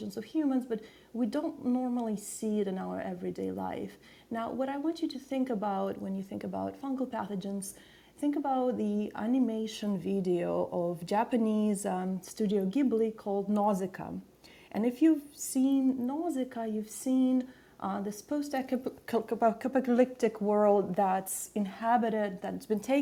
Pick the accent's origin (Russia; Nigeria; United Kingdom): Russia; Saint Petersburg; moved away; I was actually born in Russia, in St. Petersburg.